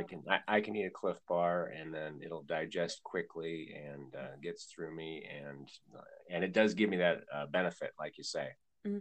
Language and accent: English; Iowa, United States; Nothing against Iowa, it's my home state